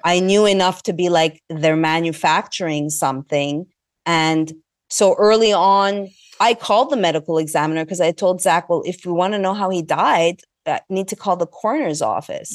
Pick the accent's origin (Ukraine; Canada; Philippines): Canada; Montreal, Quebec; moved away; also born or lived in Los Angeles; I hail from Montreal, Canada. I'm Egyptian, Greek